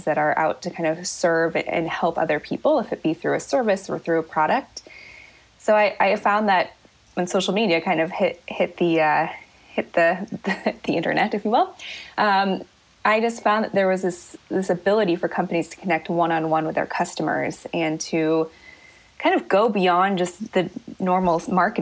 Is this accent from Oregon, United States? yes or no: yes; Oregon, United States; now in San Francisco Bay Area, United States; I grew up in Oregon